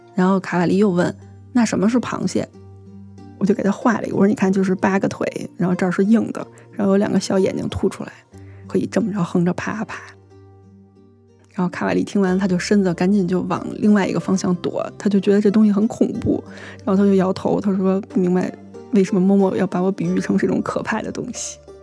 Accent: China; 我是中国人

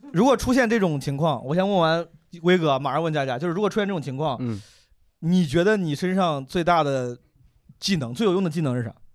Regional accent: Zhengzhou, Henan, China; moved away; 去年我老家七二零郑州包雨嘛

